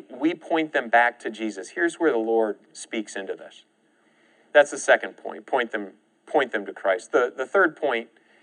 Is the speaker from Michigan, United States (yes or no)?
yes; Michigan, United States; now in Oklahoma, United States; in my case, from Michigan